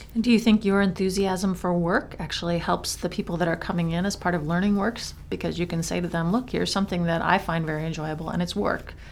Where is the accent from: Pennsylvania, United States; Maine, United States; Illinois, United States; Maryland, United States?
Maine, United States; as somebody who's lived in Maine all of my life